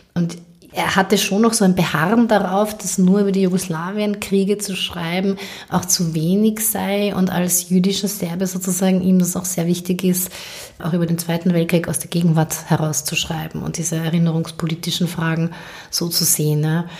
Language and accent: German; Carinthian Slovene, Austria; als Kärntner Slowenien